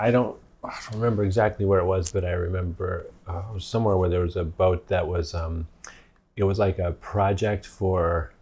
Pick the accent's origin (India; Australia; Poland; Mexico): Mexico; I grew up in Mexico. I drink all kinds of water, so I'm not doing that.